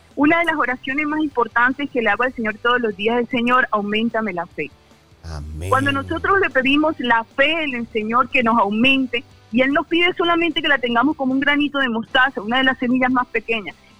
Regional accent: Barranquilla, Atlántico, Colombia; moved away as an adult; also born or lived in Cúcuta; now in Ocaña, Colombia; yo soy de Barranquilla, crecí allá y, y mi familia vive en Barranquilla

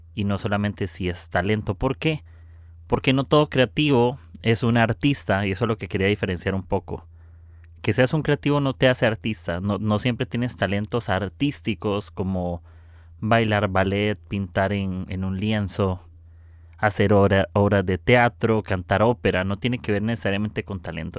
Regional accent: Costa Rica; soy de Costa Rica

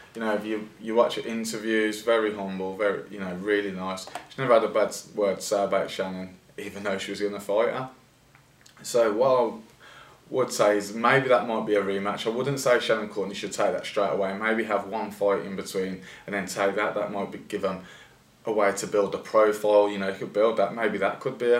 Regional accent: Birmingham, West Midlands, United Kingdom; we're from Birmingham

